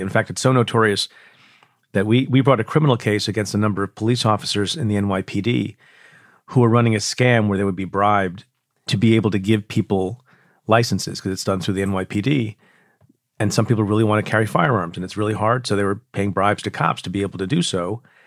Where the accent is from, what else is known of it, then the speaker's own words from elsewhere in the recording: New York, United States; my home state, New York